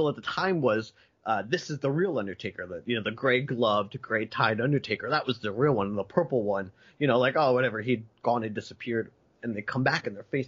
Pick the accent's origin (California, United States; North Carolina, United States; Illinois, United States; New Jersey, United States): New Jersey, United States; near Philadelphia; I didn't grow up in Philadelphia proper. I grew up across the bridge.